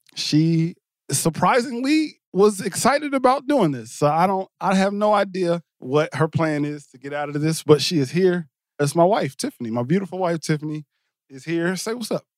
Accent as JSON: {"language": "English", "region": "New Jersey", "country": "United States", "said": "I'm from Jersey"}